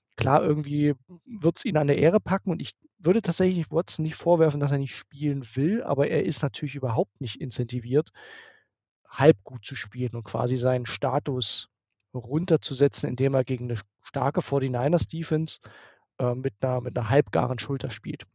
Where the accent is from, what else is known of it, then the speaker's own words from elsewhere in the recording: near Dresden, Saxony, Germany; ich komme aus der Nähe von Dresden